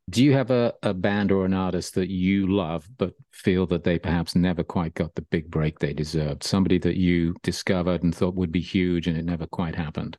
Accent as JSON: {"language": "English", "town": "Birmingham", "region": "West Midlands", "country": "United Kingdom", "tie": "born or raised there", "said": "I grew up in Birmingham"}